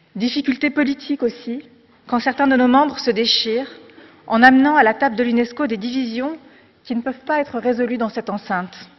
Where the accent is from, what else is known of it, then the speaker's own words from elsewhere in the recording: France; also born or lived in Morocco; J'ai grandi en France, mais avec la chance de venir d'ailleurs